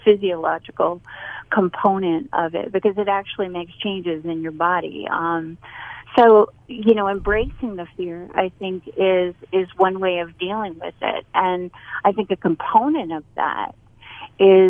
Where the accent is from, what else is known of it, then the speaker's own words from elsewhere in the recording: Boston, Massachusetts, United States; now in North Carolina, United States; I'm from Boston